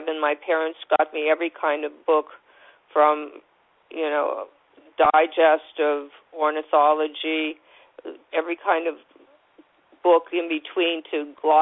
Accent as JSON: {"language": "English", "town": "Warren", "region": "Ohio", "country": "United States", "tie": "born or raised there", "also_born_or_lived": "New York", "moved": "yes", "lives_now": "California, United States", "said": "I was born in Warren, Ohio, which is not far from Cleveland"}